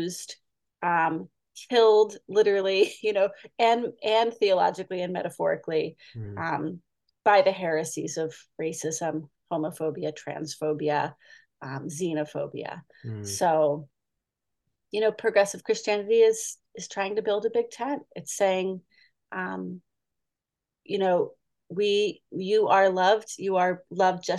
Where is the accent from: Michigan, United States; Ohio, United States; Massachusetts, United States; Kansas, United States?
Massachusetts, United States; Boston; moved away as an adult; now in California, United States; I grew up in Boston and my previous church was in Metro Boston